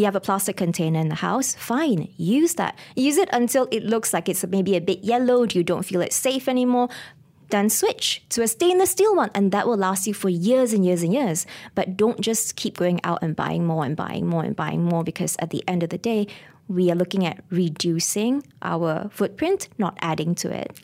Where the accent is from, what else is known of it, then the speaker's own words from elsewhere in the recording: Ipoh, Perak, Malaysia; moved away as an adult; also born or lived in Kuala Lumpur; I'm actually from Para, I'm a Parakean, Ipoh, Mali